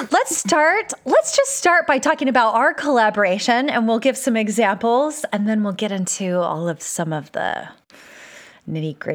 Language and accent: English; California, United States; also born or lived in Malaysia / Utah / Virginia; now in Texas, United States; that my life has been shaped by all of the places that I've lived, including growing up in California, uh, a little uh, two years in Malaysia, Utah, Virginia, and now Texas.